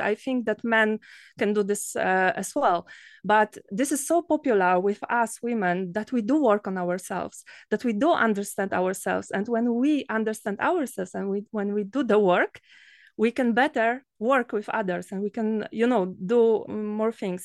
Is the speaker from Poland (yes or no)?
yes; Poland; from Poland